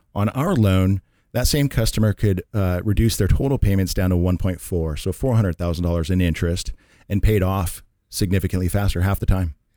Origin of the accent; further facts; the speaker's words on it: Redmond, Washington, United States; moved away as an adult; now in Carlsbad, United States; born and raised in Seattle, Washington, Redmond, actually, uh, but I've lived in Carlsbad, uh, for about the last twenty years or more